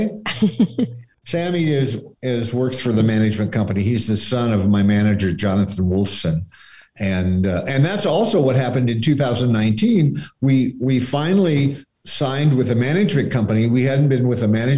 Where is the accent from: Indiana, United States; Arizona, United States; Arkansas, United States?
Arizona, United States; Scottsdale; moved away; I grew up in Scottsdale.